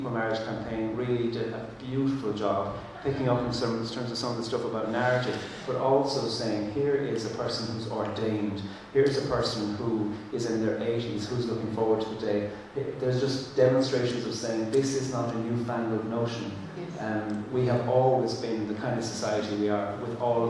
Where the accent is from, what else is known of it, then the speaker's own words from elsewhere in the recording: Ireland; first language Irish; English is a second language; coming from a colonised country myself, and speaking, my first language is Irish, my second language is English